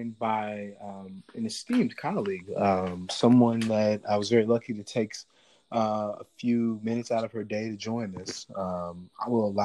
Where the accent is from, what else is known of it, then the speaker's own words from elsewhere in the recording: Missouri, United States; moved away; I had the privilege of growing up in God's country in Missouri, out in the country, in a rural place, you know, where I grew up